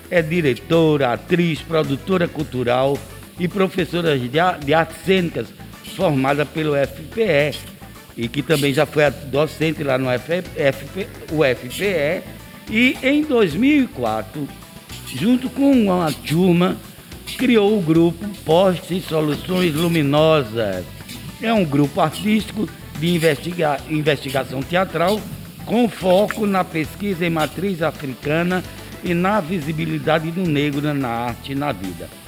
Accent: Alagoas, Brazil; born there; now in Recife, Brazil; eu, eu, eu não nasci no Recife, eu nasci em Alagoas.

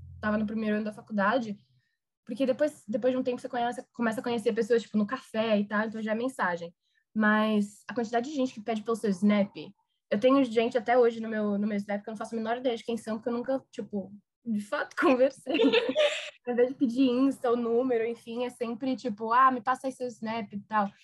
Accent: Brazil; moved away as an adult; also born or lived in New Orleans, Louisiana; eu sou do Brasil

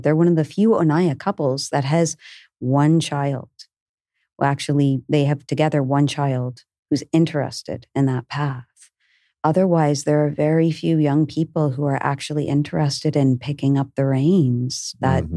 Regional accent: Canada; moved away as an adult; also born or lived in Peruvian Amazon; I'm from Canada. Um, from the time I was a young, young child, I had a deep resonance with the way of, you know, the Lakota and where I was born in Canada

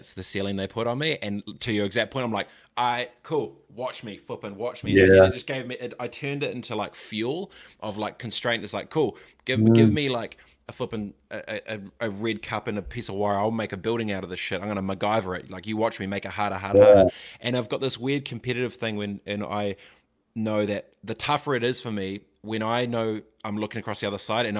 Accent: Christchurch, Canterbury, New Zealand; I was kind of man of the house growing up in Aotearoa, Christchurch at 11

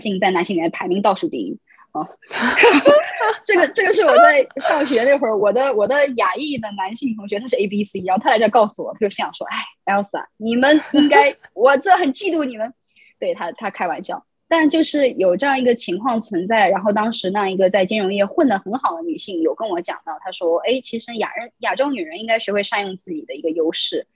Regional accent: China; moved away as an adult; also born or lived in Queens, New York, United States; now in New York, United States; 我在大陆长大，然后我再来美国读书

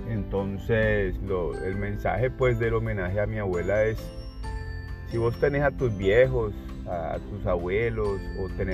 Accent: Colombia; moved away; yo salí de Colombia

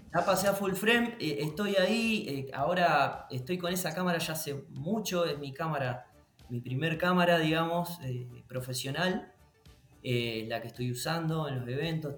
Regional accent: San Nicolás de los Arroyos, Buenos Aires Province, Argentina; yo soy de San Nicolás de los Arroyos, es al al norte de la provincia de Buenos Aires, eh, muy cerquita de Rosario

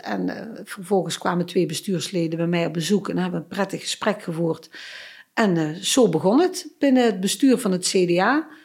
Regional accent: Stramproy, Limburg, Netherlands; moved away as an adult; ik ben geboren getogen in het Midden-Limburgse Stramprooi, maar ik woon al best wel lang in eh, Noord-Limburg

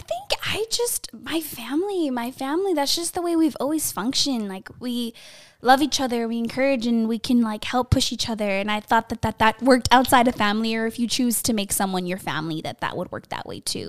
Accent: Los Angeles, California, United States; Born and raised in the San Fernando Valley, that eight one eight

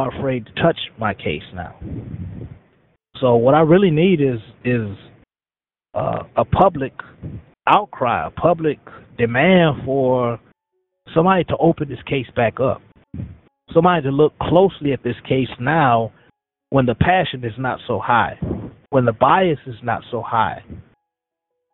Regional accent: Gary, Indiana, United States; My childhood, I grew up in Gary, Indiana, in a single-parent home

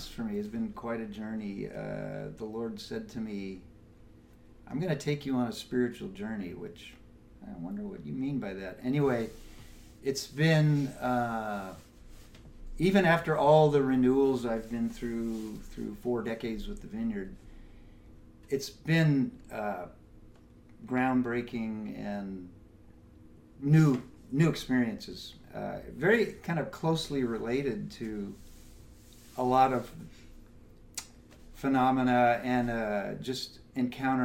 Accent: Los Angeles, California, United States; grew up in Los Angeles

